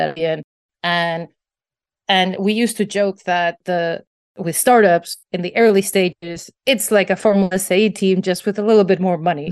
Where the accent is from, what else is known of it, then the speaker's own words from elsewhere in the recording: Basque Country, Spain; I grew up in the Basque Country in northern Spain